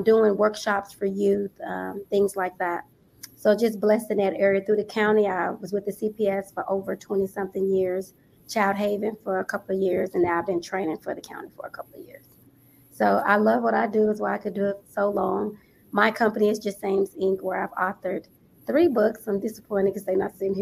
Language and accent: English; Los Angeles, California, United States; now in Las Vegas, United States; I'm actually from LA, California.